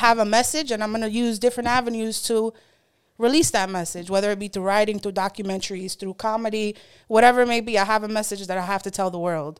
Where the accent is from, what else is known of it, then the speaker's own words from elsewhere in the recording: New York City, New York, United States; 28 years old, born and raised in East New York, Brooklyn.